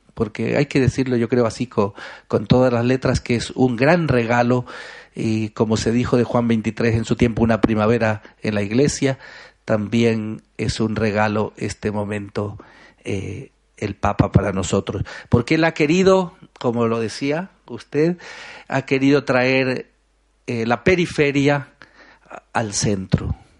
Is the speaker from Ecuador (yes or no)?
yes; Ecuadorian coast, Ecuador; yo soy costeño